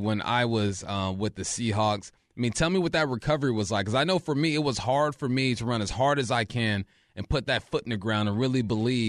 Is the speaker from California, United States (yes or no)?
yes; Culver City, California, United States; I'm from Cali as well. I'm Culver City, a little more, what is that, north of you, over by the airport.